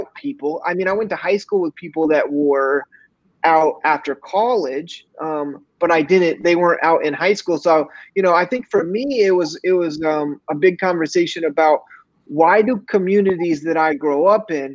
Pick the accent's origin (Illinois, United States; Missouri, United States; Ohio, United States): Missouri, United States; I grew up in Missouri